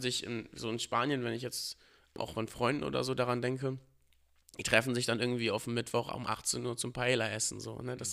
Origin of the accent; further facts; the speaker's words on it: Northern Germany, Germany; Natürlich sieht man sich als Norddeutscher so. Also man ist ja auch damit aufgewachsen, mit allem, was hier dazugehört